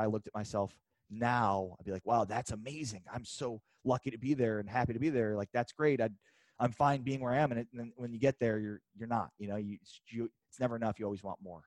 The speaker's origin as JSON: {"language": "English", "town": "Chicago", "region": "Illinois", "country": "United States", "tie": "born or raised there", "also_born_or_lived": "Lawrence, Kansas / Missouri / Austin / San Antonio", "moved": "as an adult", "said": "I grew up in Chicago. I thought Lawrence, Kansas would be the smallest town I'd ever live"}